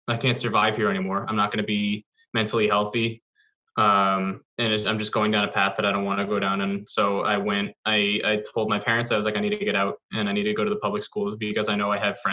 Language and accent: English; Lexington, Massachusetts, United States; I grew up in the suburbs of in Lexington